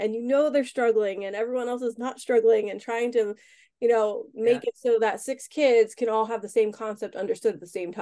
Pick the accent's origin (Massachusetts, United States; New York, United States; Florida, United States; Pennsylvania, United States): Pennsylvania, United States; Harrisburg; I grew up in the Harrisburg, PA area my whole life, went to college for 5 years, came back and just have never left